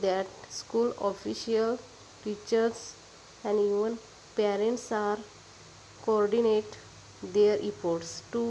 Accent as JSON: {"language": "English", "town": "Kasegaon", "region": "Maharashtra", "country": "India", "said": "I am from Kasegaon."}